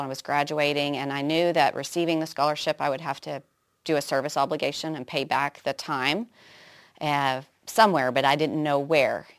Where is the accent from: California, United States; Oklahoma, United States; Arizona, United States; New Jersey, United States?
Oklahoma, United States; Muskogee; I was born in Muskogee